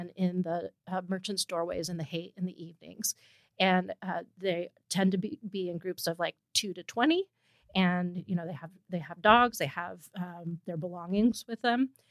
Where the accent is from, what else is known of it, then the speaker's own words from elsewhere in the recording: East Bay, California, United States; now in San Francisco, United States; I grew up in the East Bay